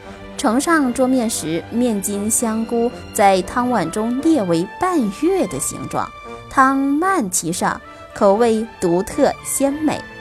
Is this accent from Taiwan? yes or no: no; Fujian, China; 身为闽南人，厦门吸引着我追逐的脚步。